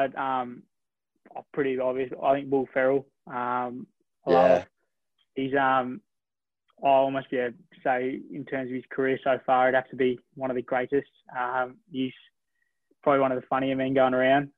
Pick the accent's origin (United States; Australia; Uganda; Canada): Australia; Melbourne, Victoria; I'm from, I live out in Greensboro, so northern suburbs in Melbourne pretty much, and played all my juniors at St Mary's